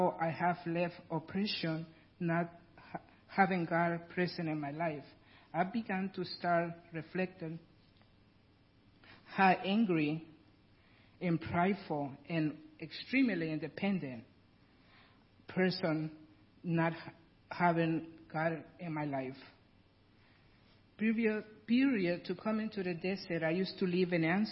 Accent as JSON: {"language": "English", "country": "Guatemala", "second_language": "English", "moved": "as an adult", "lives_now": "United States", "said": "I'm original from Guatemala, and that's why I have a really heavy accent"}